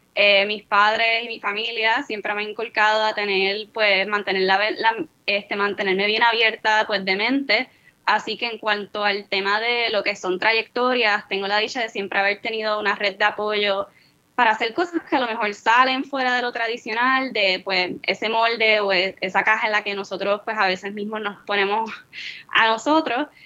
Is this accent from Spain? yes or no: no; San Juan, Puerto Rico; me crié en San Juan